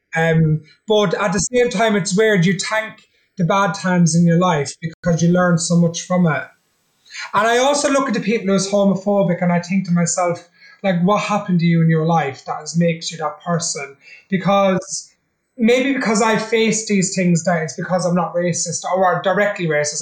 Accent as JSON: {"language": "English", "country": "Ireland", "said": "I'm Irish. I'm a traveller."}